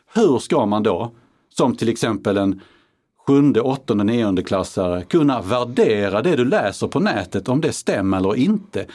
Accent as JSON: {"language": "Swedish", "town": "Karlskrona", "region": "Blekinge", "country": "Sweden", "tie": "born or raised there", "said": "min hemkommun Karlskrona"}